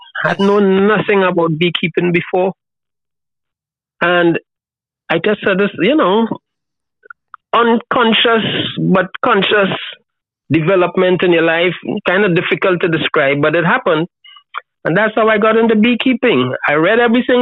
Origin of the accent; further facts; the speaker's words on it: Trinidad & Tobago; moved away as an adult; now in Tobago, Trinidad and Tobago; I was born in Trinidad. But I've been coming to Tobago, which is, a small island, 60,000 people, 22 miles from Trinidad. My dad is from here.